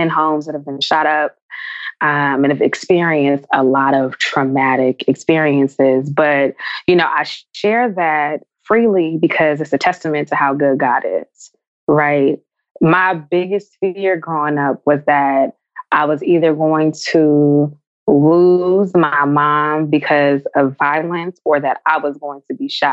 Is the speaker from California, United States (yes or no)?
yes; San Francisco, California, United States; I grew up in San Francisco.